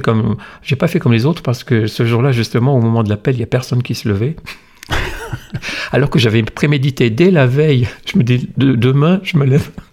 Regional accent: the Nord, Hauts-de-France, France; also born or lived in Alsace / Monaco / Dunkirk; now in Valence, France; je suis originaire du Nord

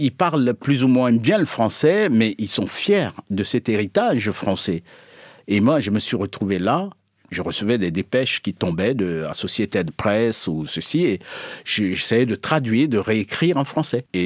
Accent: Togo; moi, je suis originaire du sud de la France, le vrai sud, c'est-à-dire le Togo.

